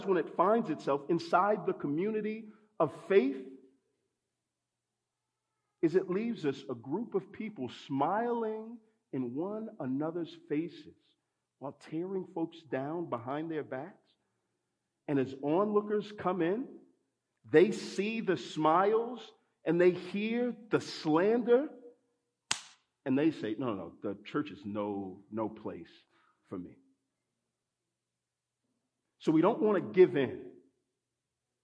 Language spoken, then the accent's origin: English; Texas, United States; I grew up in Texas, so we used to go to the Texas State Fair